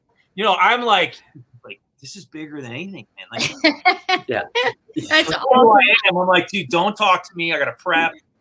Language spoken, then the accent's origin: English; Philadelphia, Pennsylvania, United States; moved away; growing up in the Philadelphia area with him